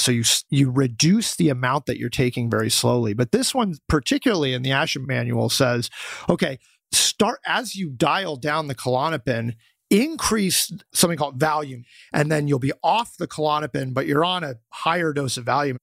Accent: Boulder, Colorado, United States; I'm from Boulder, Colorado

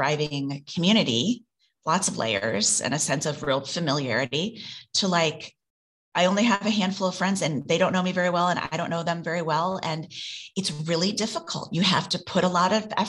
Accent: Midwest, United States; born or raised there; moved away as an adult; now in New York, United States

